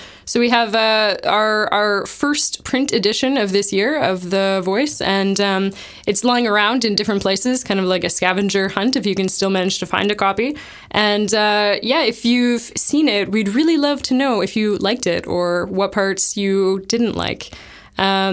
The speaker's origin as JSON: {"language": "English", "country": "Canada", "moved": "yes", "lives_now": "Leuven, Belgium", "said": "I'm from Canada"}